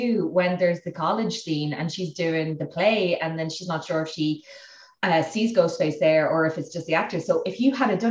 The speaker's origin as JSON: {"language": "English", "country": "Ireland"}